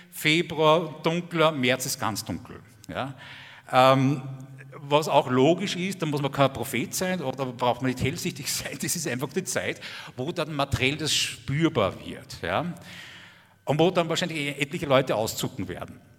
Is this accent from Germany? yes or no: no; Austria; also ich bin Österreicher, also wir haben in Österreich genauso kompetente Politiker wie ihr